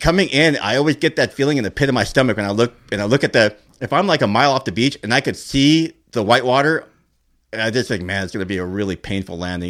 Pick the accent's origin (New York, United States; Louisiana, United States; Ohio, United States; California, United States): California, United States; Norwalk; I grew up in Norwalk